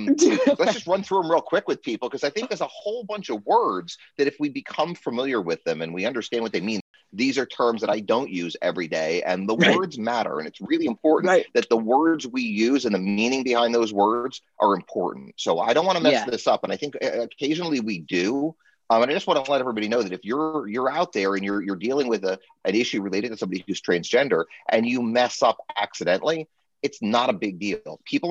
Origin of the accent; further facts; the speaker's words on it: New Jersey, United States; I'm a lawyer from New Jersey.